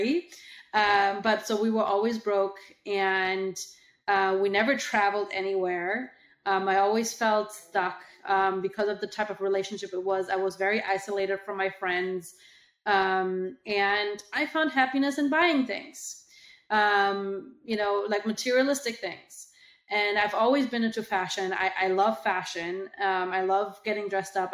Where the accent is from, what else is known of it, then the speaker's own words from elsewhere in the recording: Germany; moved away as an adult; now in United States; I moved to the US from Germany